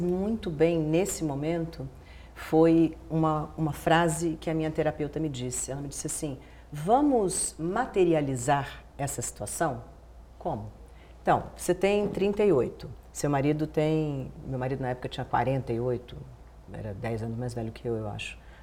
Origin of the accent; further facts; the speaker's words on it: Brasília, Federal District, Brazil; moved away; eu nasci em Brasília. Brasília era um nada, assim, era uma cidade nascendo. Eu nasci cinco anos depois da inauguração da cidade, não tinha nada